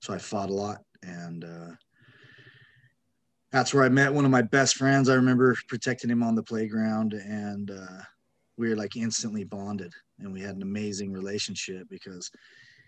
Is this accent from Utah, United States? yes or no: yes; Utah, United States; I grew up in Utah, felt pretty normal as a little kid